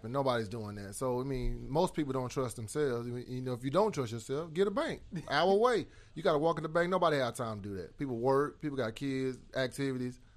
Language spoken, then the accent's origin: English; Ennis, Texas, United States; I'm from Ennis